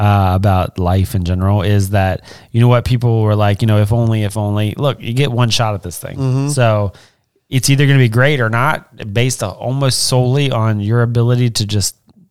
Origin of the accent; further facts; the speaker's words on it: West Virginia, United States; moved away; Listen, I'm from West Virginia.